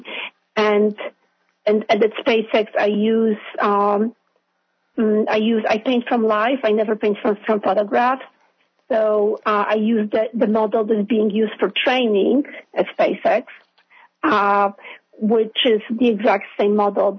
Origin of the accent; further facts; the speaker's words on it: Poland; now in New York, United States; I was born in Poland, so it's a Catholic country.